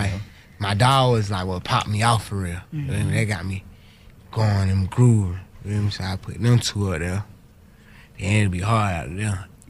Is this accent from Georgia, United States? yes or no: yes; Atlanta, Georgia, United States; I'm from Atlanta.